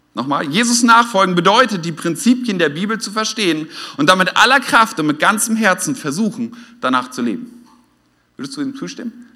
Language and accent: German; Oldenburg, Lower Saxony, Germany; now in Westhausen, Germany; ich komme eigentlich aus Norddeutschland und da haben wir nicht so viele Feuerwehrfeste, zumindest nicht in Oldenburg in der, in der Stadt